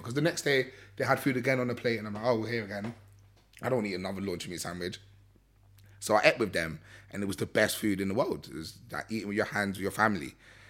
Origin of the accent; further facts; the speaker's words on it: Sierra Leone; But I'm actually just Sierra Leonean. Like, I am fully from Sierra Leone.